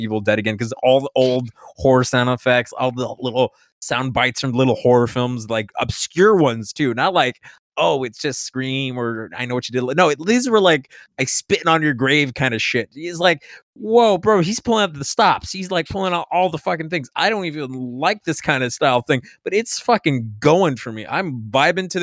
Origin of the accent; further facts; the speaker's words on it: Miami, Florida, United States; I grew up in Miami.